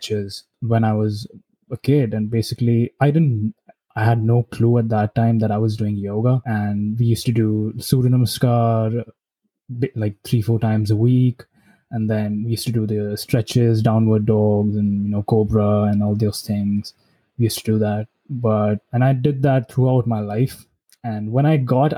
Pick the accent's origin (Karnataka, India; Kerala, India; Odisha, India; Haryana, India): Haryana, India; Gurgaon; also born or lived in Delhi; I lived in Delhi for just 3 months when I was born. And then we shifted to Haryana, Gurgaon.